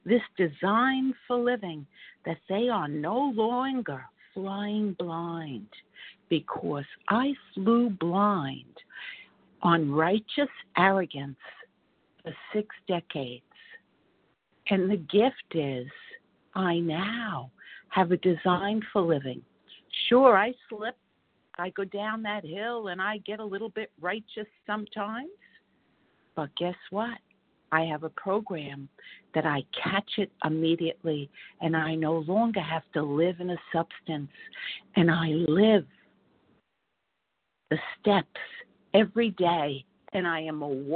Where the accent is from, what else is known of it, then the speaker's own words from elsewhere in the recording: New York City, New York, United States; I grew up in Hell's Kitchen, the heart of the West Side